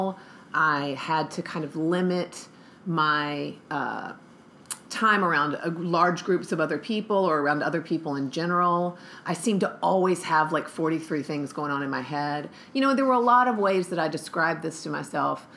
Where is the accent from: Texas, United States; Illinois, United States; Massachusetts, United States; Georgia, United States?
Georgia, United States; Atlanta; I was raised here in America, in Atlanta, Georgia, specifically